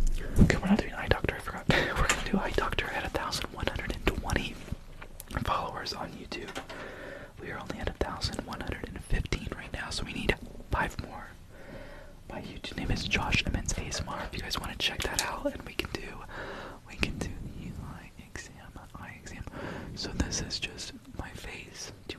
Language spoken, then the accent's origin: English; New York, United States; I'm from New York.